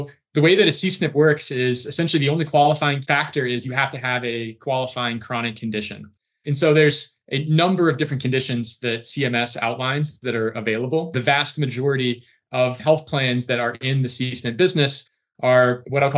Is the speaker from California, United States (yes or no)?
no; central Illinois, United States; I grew up in central Illinois, grew up on a farm, nowhere near Chicago